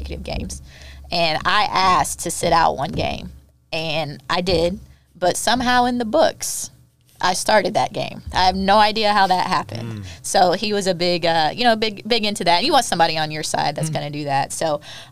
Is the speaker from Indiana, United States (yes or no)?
yes; Indiana, United States; growing up in Indiana, you know, you do one of two things. You either farm or you play basketball.